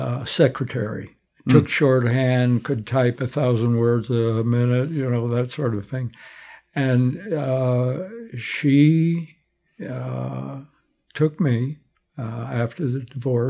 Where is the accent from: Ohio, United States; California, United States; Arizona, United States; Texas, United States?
Arizona, United States; Tucson; moved away as an adult; also born or lived in New York / New Jersey / Benson, Arizona / Santa Fe; now in Phoenix, United States; We moved to Tucson. I grew up on Park Avenue in Drachman